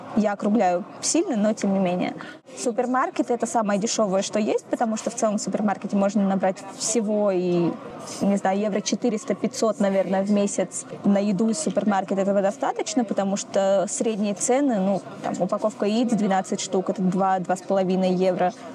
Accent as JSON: {"language": "Russian", "region": "Saint Petersburg", "country": "Russia", "moved": "as an adult", "lives_now": "Spain", "said": "я из Питера"}